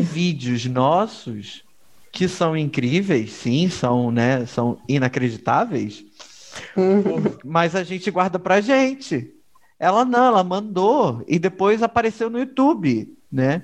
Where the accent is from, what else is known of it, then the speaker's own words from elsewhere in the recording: Duque de Caxias, Rio de Janeiro, Brazil; eu cresci na Baixada Fluminense do Rio de Janeiro. E aí, o que acontece é, eu cresci em Caxias